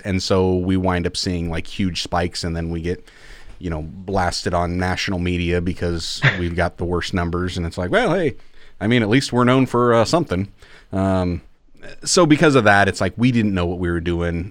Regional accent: Iowa, United States; growing up in Iowa, it's not Christmas until the first snowfall hits

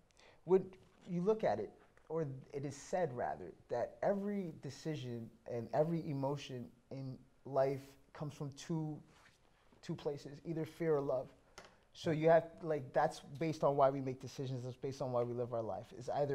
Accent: Canada; obviously being a Canadian kid and just, you know, having, like, loving hip hop or whatever

